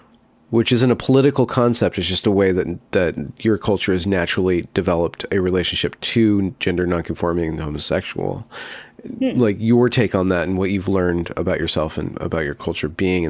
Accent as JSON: {"language": "English", "country": "United States", "said": "I'm lower middle class, but I can see it as an American as a porous thing"}